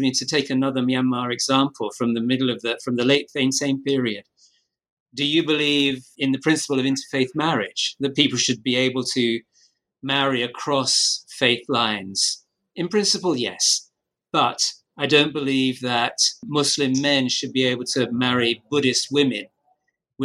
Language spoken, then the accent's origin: English; United Kingdom; I'm British